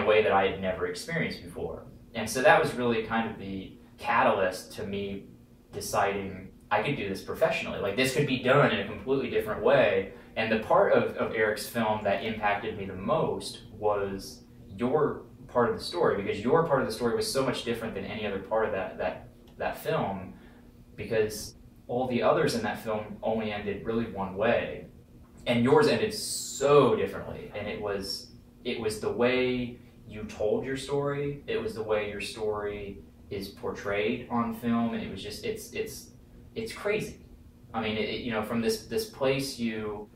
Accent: Topeka, Kansas, United States; I'm from Kansas City, originally Topeka, Kansas.

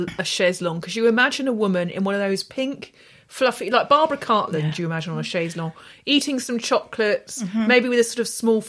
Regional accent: England, United Kingdom; accent: English; with the English accent

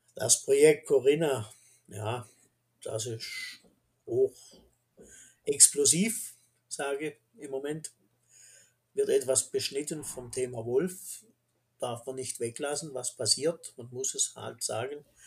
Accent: Black Forest, Baden-Württemberg, Germany; Wir im Schwarzwald

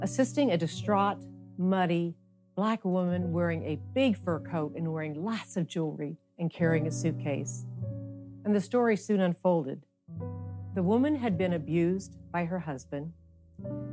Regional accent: Youngstown, Ohio, United States; I grew up in Youngstown, Ohio, during some of the most intense years of the civil rights movement

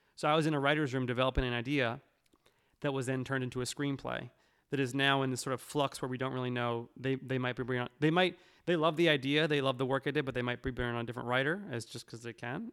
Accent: New York, United States; I'm from New York

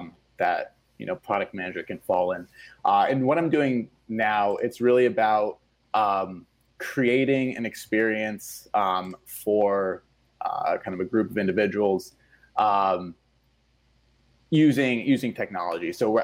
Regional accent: Switzerland; English is a second language; I'm from Switzerland originally, right? And the school system there is much different.

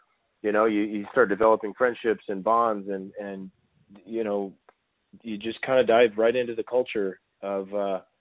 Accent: Southern California, United States; near my hometown and in Southern California

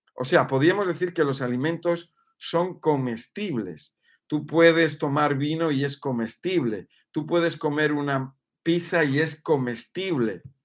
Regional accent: Spain; also born or lived in Mexico; que soy español

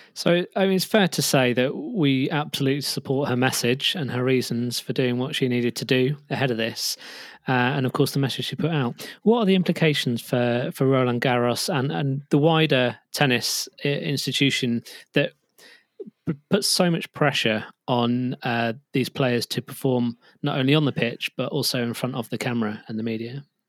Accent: United Kingdom; we're British

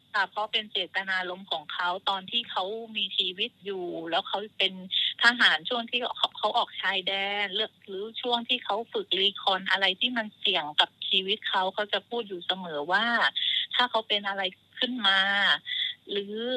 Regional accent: Phang Nga, Thailand; moved away as an adult; now in Prachuap Khiri Khan, Thailand; พื้นเพเลยเนี่ยเกิดที่จังหวัดพังงาค่ะ

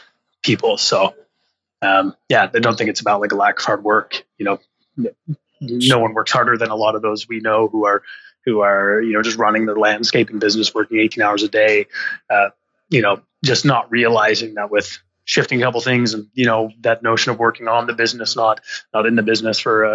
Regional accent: Rose Bay, Nova Scotia, Canada; moved away as an adult; now in Toronto, Canada; I live in Toronto, but I'm from Nova Scotia

